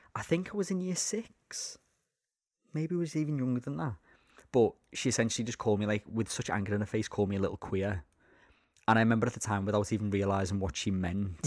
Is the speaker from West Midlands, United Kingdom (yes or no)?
no; Liverpool, North West England, United Kingdom; I'm from Liverpool.